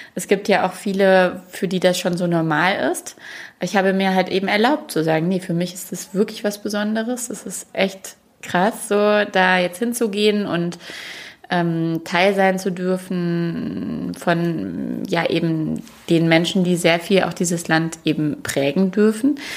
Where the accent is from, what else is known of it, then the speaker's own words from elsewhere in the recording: Duisburg, North Rhine-Westphalia, Germany; moved away; ich bin in Duisburg groß geworden